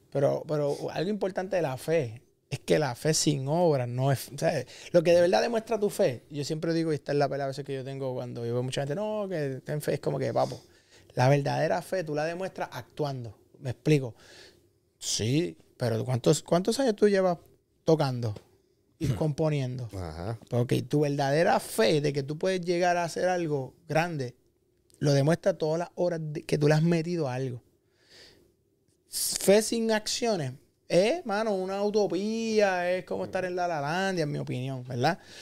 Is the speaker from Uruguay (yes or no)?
no; Cabo Rojo, Puerto Rico; nosotros que somos de Cabo Rojo